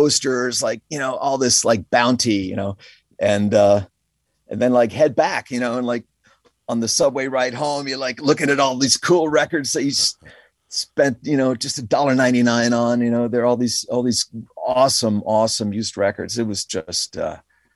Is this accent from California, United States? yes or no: no; Connecticut, United States; moved away as an adult; also born or lived in Bronx, New York City / New York City / Woodstock; I was born in the Bronx, and I lived there for I went to public school there my kindergarten year and my first grade. And then we moved to Connecticut, where I grew up in Connecticut.